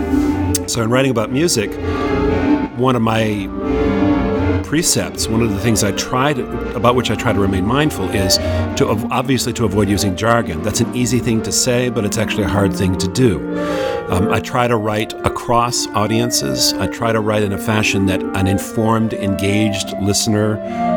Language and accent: English; Marblehead, Massachusetts, United States; I grew up on the North Shore of Massachusetts, mm-hmm. a town called Marblehead, Massachusetts